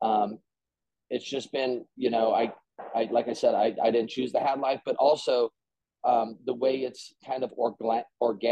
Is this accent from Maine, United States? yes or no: no; Colorado, United States; now in Greeley, United States; I'm originally from Colorado